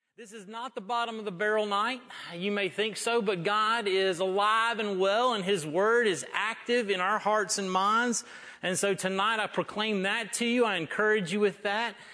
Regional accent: North Florida, United States; I'm from North Florida

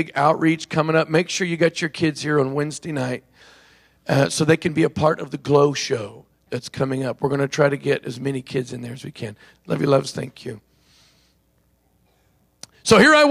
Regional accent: Oklahoma, United States; I'm from Oklahoma, actually. It's where I was born and grew up.

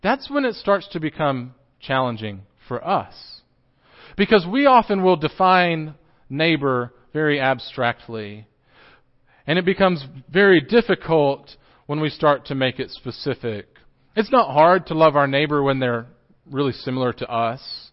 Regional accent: Johnson City, Tennessee, United States; I grew up in Johnson City, just up the road, and I grew up at Boones Creek Christian Church

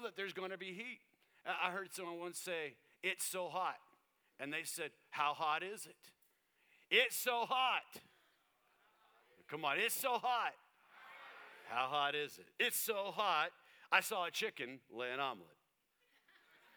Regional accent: Tucson, Arizona, United States; I lived in Tucson, Arizona

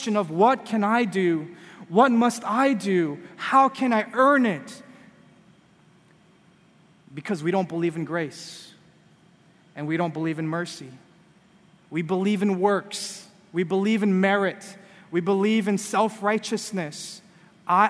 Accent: California, United States; moved away; I'm from California, and I grew up, you know, when I was a kid

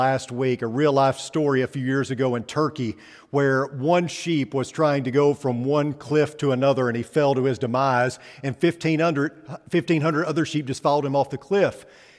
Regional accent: Missouri, United States; But where I come from the Holy Land, which is Missouri, where I come from, there actually were a lot of sheep.

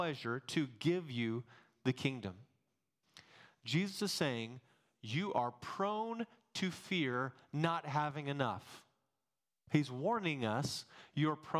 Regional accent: Texas, United States; accent: Texan; also born or lived in Massachusetts; take my Texan accent down a little bit

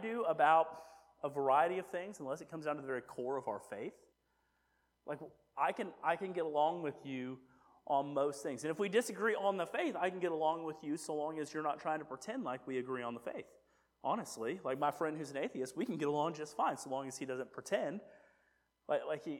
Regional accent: United States; I'm an American

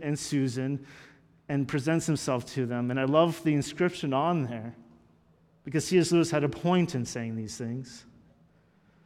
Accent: Canada; we're Canadian.

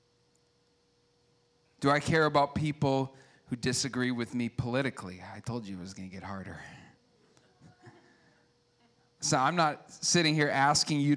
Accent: United States; I like being an American

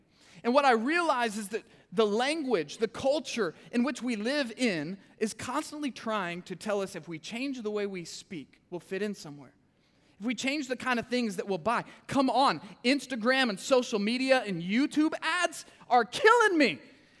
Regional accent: Kansas City, Missouri, United States; I'm from Kansas City, okay? We say cuss words up there.

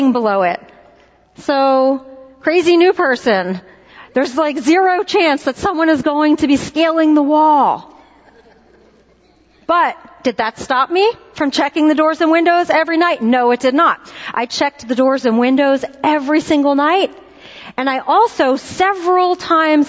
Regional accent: Philadelphia, Pennsylvania, United States; moved away; I was born and raised in Philadelphia

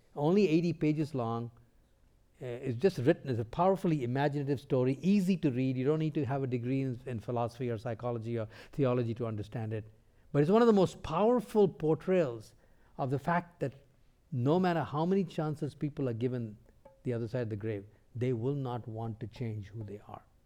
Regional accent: India; moved away; also born or lived in North America; Before coming to North America, I grew up in India

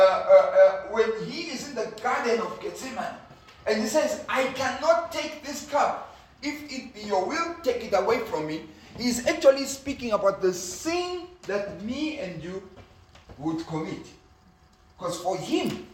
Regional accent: Zimbabwe; I come from Zimbabwe

